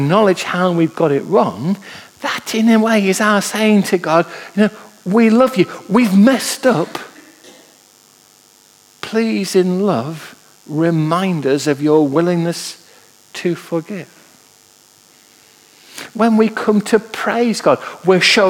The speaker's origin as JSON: {"language": "English", "town": "Manchester", "region": "North West England", "country": "United Kingdom", "tie": "born or raised there", "said": "I was brought up in Manchester, and I can remember as a lad being taken into Manchester"}